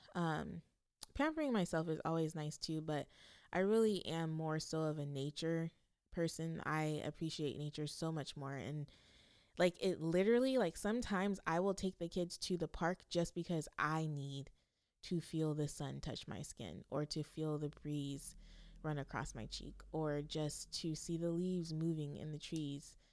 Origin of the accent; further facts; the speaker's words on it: California, United States; growing up in California